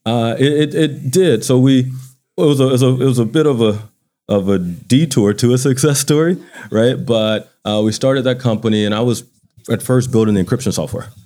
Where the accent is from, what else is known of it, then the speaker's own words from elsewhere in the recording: Baton Rouge, Louisiana, United States; moved away as an adult; now in Atlanta, United States; grew up in Baton Rouge. I went to high school in Baton Rouge